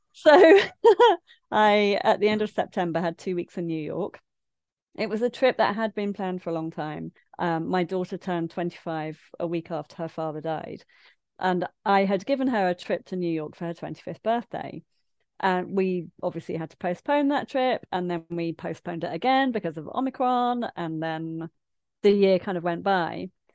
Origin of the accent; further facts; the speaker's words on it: Midlands, United Kingdom; moved away; I grew up in the Midlands